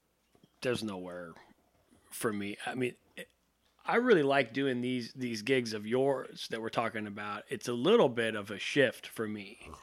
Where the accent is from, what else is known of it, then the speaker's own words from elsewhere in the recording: San Jose, California, United States; moved away as an adult; also born or lived in Seattle, Washington; now in Los Angeles, United States; I've been on the West Coast my whole life. I was born in Seattle. I went to high school in San Jose. And then when I was 18, I moved here, and I've been here ever since